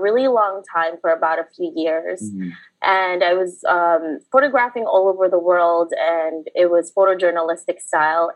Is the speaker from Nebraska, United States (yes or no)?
no; New York City, New York, United States; English is a second language; also born or lived in Philippines; I was born in the Philippines, and then I grew up in New York City